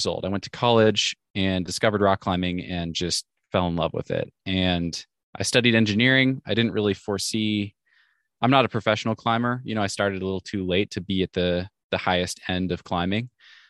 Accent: Pacific Northwest, United States; So I'm 32 years old now. I grew up in the Northwest and had a very normal upbringing

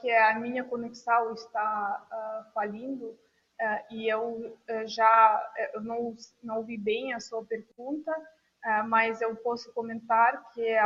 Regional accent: Moscow, Russia; Portuguese is a second language; moved away; eu sou de Moscou, meus parentes também moram lá.

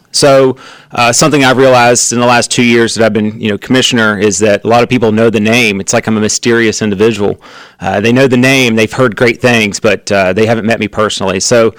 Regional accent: St. Albans, West Virginia, United States; I'm from St. Albans, born and raised.

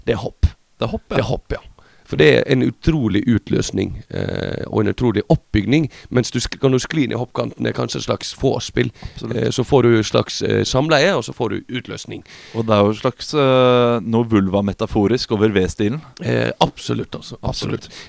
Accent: Møre og Romsdal, Norway; så kommer jeg fra Smadre.

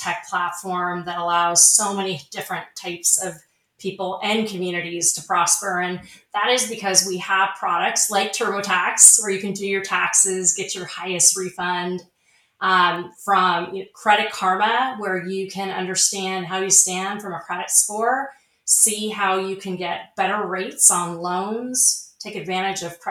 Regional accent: Snohomish, Washington, United States; moved away; I spent my formative years in a rural area in Washington State

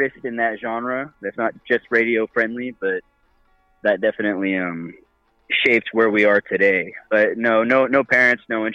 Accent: Westminster, California, United States; we were raised in Westminster, Huntington Beach area. It's Orange County

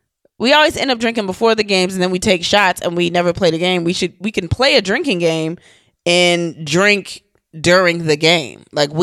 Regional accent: Virginia Beach, Virginia, United States; Okay, I grew up in Virginia Beach, and it's all been white people and Filipinos and Black people mixed in.

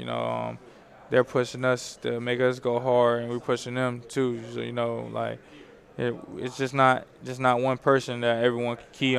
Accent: Youngstown, Ohio, United States; moved away as an adult; now in Kentucky, United States; I'm from Youngstown, Ohio

